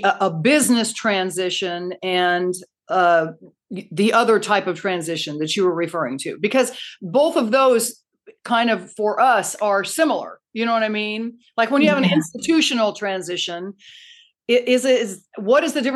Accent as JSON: {"language": "English", "country": "United States", "said": "being American"}